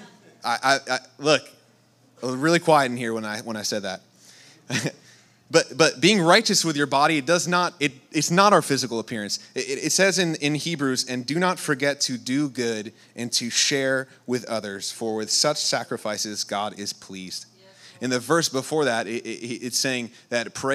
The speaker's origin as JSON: {"language": "English", "region": "New York", "country": "United States", "moved": "yes", "said": "I'm from New York"}